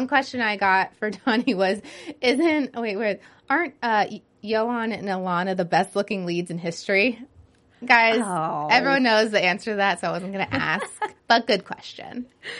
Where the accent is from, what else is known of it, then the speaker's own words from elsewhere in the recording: Georgia, United States; I'm from Georgia.